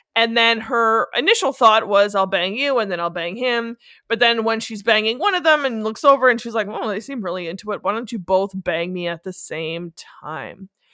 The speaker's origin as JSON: {"language": "English", "country": "Canada", "said": "in Canada we say lieutenant."}